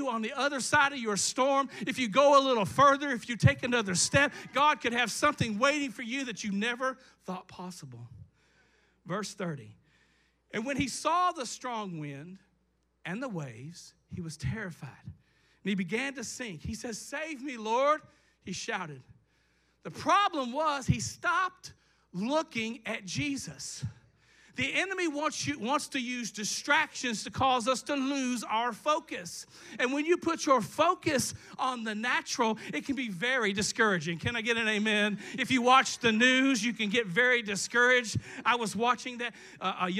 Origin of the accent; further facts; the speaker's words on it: Eastern Kentucky, United States; I'm from the Eastern Kentucky